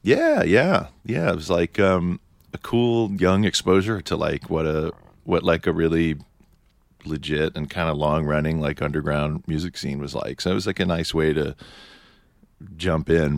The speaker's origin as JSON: {"language": "English", "town": "New York City", "region": "New York", "country": "United States", "tie": "born or raised there", "said": "I'm from Manhattan."}